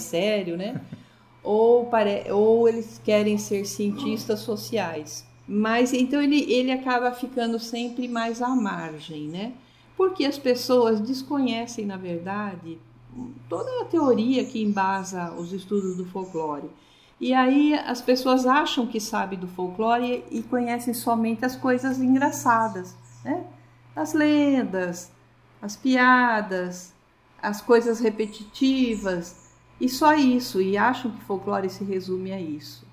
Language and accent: Portuguese; Vinhedo, São Paulo, Brazil; moved away as an adult; also born or lived in Valinhos / Campinas / Corumbá; now in Campo Grande, Brazil; Lá eu nasci, mas me criei em Vinhedo, que é uma cidade próxima, e depois fui residir em Campinas.